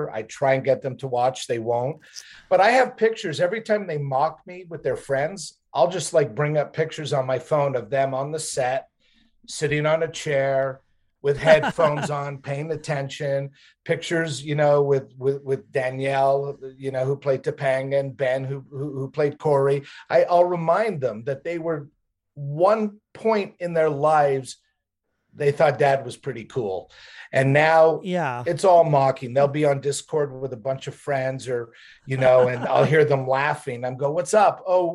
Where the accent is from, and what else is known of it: Montreal, Quebec, Canada; born or raised there; also born or lived in Newark, New Jersey, United States